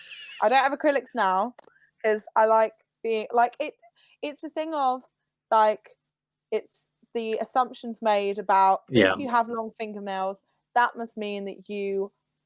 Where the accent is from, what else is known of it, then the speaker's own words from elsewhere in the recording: Cambridge, East of England, United Kingdom; I was brought up in Cambridge